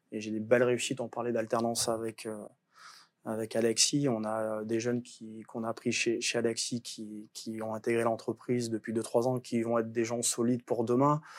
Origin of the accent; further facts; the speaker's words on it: Auvergne-Rhône-Alpes, France; Je suis né au Benin, donc je suis ardéchois. Ah, même si je traversais le pont, je suis ardéchois.